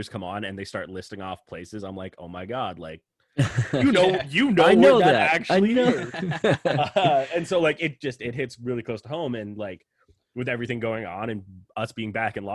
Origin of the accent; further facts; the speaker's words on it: Canada; I, being Canadian